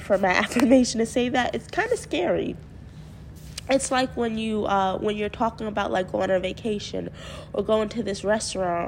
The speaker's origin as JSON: {"language": "English", "town": "Mount Vernon", "region": "New York", "country": "United States", "tie": "born or raised there", "said": "I am from Westchester County. I actually grew up in Mount Vernon."}